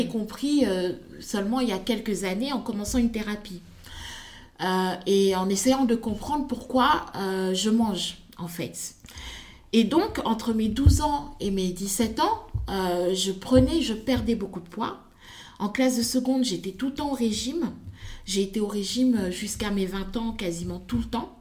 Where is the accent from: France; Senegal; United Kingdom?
Senegal; moved away; also born or lived in Congo; je suis née, j'ai grandi au Sénégal